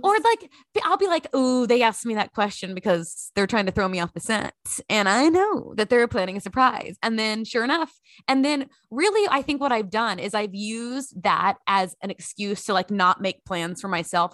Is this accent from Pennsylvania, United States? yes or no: no; Grand Prairie, Texas, United States; moved away as an adult; also born or lived in Lexington, Kentucky; growing up in Grand Prairie, Texas